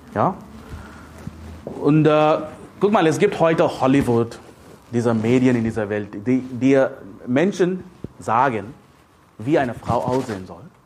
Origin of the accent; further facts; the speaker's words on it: India; now in Germany; Ich bin ein Inder, ich lebe in Deutschland